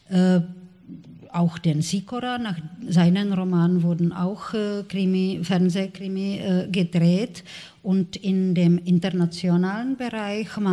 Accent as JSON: {"language": "German", "region": "Prague", "country": "Czechia", "tie": "born or raised there", "also_born_or_lived": "Olomouc", "said": "Ich bin nicht in Prag geboren. Ich bin in Olmütz, äh"}